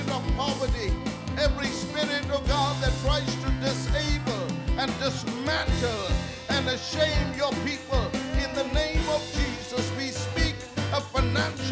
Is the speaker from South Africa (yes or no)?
yes; South Africa; We're proud of being South African.